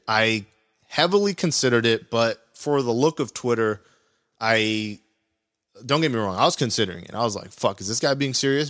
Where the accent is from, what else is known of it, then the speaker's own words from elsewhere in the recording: California, United States; I'm from California